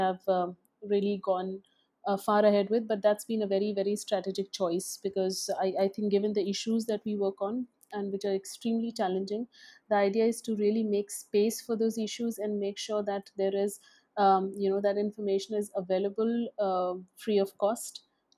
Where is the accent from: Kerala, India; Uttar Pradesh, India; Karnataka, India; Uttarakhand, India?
Uttarakhand, India; Dehradun; also born or lived in Alwar, Rajasthan / Delhi; I come from Alwar, Rajasthan, a small city in Rajasthan. And I grew up in Dehradun in a boarding school